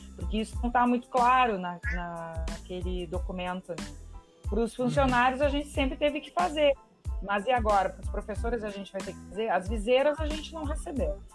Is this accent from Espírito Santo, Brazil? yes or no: no; Salvador do Sul / Barbacena, Rio Grande do Sul, Brazil; Cristina é uma colega minha lá de Salvador Colocar do Sul, lá da onde eu venho, da minha terrinha lá de Barbacena